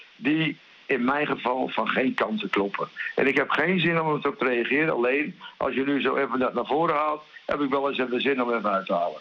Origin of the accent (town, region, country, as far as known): Groningen, Netherlands; accent: Gronings; now in Spain